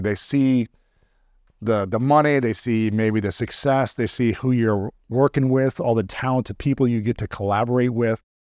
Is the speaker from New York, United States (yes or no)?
no; Columbus, Ohio, United States; my hometown of Columbus, Ohio